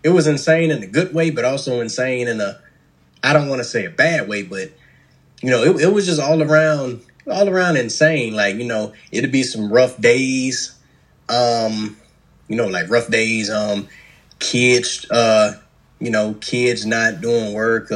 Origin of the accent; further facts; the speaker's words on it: Columbia, South Carolina, United States; Born and raised in Columbia, South Carolina.